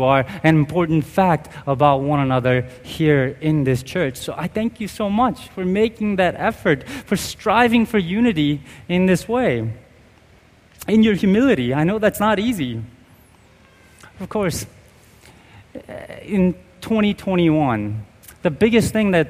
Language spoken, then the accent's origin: English; United States; I'm Korean American